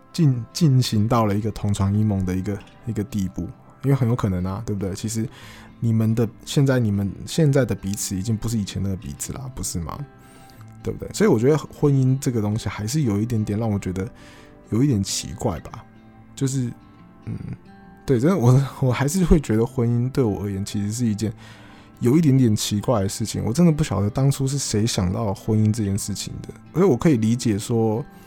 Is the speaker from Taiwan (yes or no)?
yes; Taiwan; 我从小我就住得这么方便嘛，我从小就是 呃，在可能综合长大嘛，那那地方其实算是很方便啦，你吃东西啦，或者你要去台北市，你要坐捷运什么，其实都有，都很方便